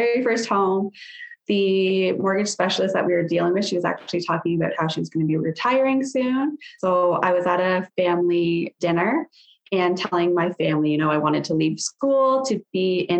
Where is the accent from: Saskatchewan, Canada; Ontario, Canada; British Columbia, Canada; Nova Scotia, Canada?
Ontario, Canada; Sarnia; So I was born and raised in Sarnia, Ontario. Still live here